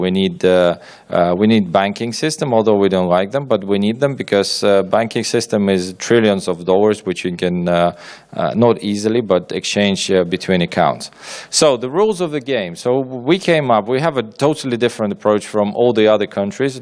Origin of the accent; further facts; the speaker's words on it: Ukraine; I'm from Ukraine